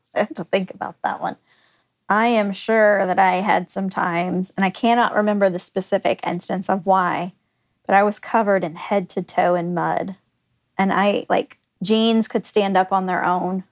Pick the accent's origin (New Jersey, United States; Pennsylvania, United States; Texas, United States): Texas, United States; Garland; also born or lived in Oklahoma; I grew up in the Dallas area.